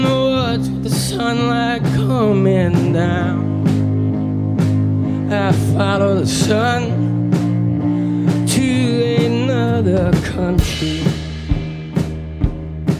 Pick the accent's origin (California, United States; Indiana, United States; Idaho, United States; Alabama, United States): Alabama, United States; I am from Alabama